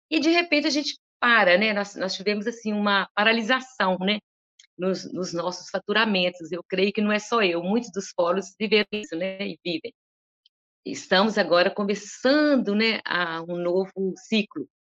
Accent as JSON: {"language": "Portuguese", "region": "Northeast Region", "country": "Brazil", "said": "E como eu vim do Nordeste e eu conhecia tão bem aquilo que eu estava representando"}